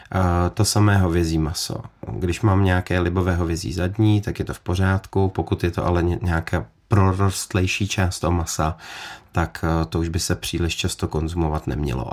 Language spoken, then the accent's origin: Czech; Czechia; tady jako u nás v Čechách